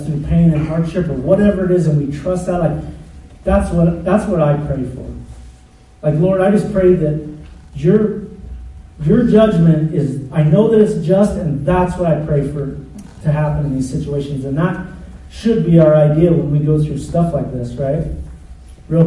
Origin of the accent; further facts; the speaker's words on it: United States; I'm American